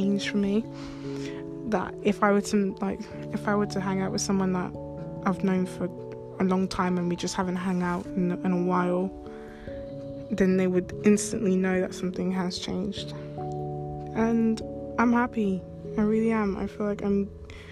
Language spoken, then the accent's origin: English; London, United Kingdom; I'm like from London